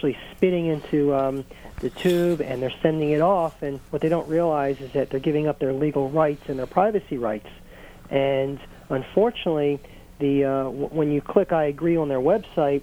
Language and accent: English; Baltimore, Maryland, United States; now in Washington, D.C., United States; I'm from Baltimore originally. I live in the Washington, D.C. area.